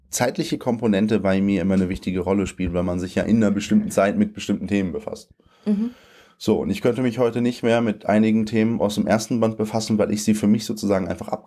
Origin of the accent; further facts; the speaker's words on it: Germany; born there; Ich bin in Deutschland geboren, von polnischen Eltern mit polnischen Papieren. Ich habe seit ich 27 bin deutsche Papiere, äh, also seit einem Jahr jetzt, eineinhalb fast. Ähm, ich äh, bin zweisprachig aufgewachsen.